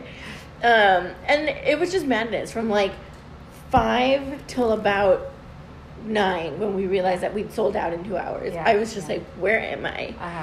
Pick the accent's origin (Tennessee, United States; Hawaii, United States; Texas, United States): Texas, United States; the Valley; I'm from the Valley